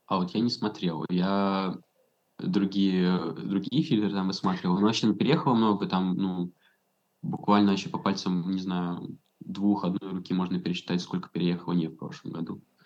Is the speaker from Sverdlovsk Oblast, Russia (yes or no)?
no; Saint Petersburg, Russia; moved away as an adult; now in Belgrade, Serbia; я из Питера